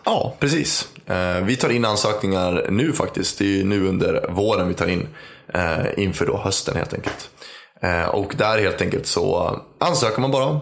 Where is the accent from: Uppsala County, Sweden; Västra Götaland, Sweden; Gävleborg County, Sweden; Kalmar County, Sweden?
Uppsala County, Sweden; Uppsala; är född och uppvuxen i Uppsala